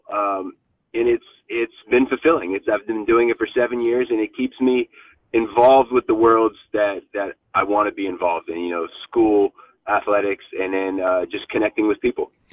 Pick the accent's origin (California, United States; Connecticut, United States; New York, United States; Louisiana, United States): California, United States; Stanford; I grew up literally on Stanford Ave